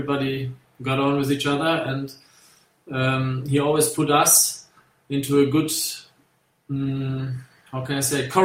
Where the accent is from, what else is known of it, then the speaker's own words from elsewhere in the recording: Germany; moved away as an adult; also born or lived in England; as a German